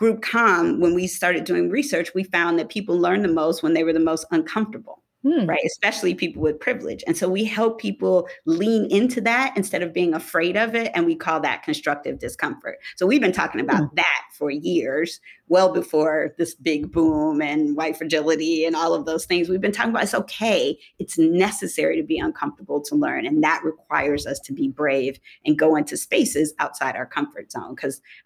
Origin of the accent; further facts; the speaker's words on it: Michigan, United States; moved away; I'm from Michigan.